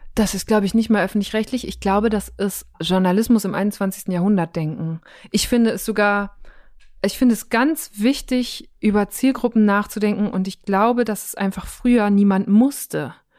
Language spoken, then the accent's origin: German; Münsterland, North Rhine-Westphalia, Germany; now in Berlin, Germany; in meiner Heimat im Münsterland